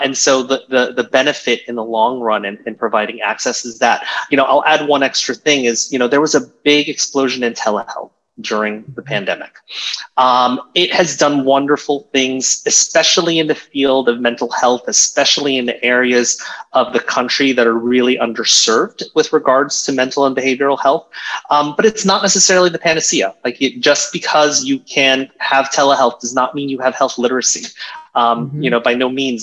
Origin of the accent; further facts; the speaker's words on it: Virginia Beach, Virginia, United States; moved away as an adult; now in New York, United States; I grew up in Virginia Beach, um, Virginia